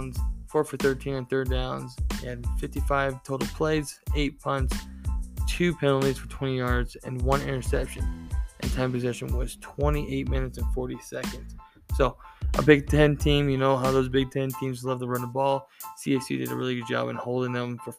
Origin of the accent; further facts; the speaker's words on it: Iowa, United States; I grew up in Iowa, watched a lot of Hawks football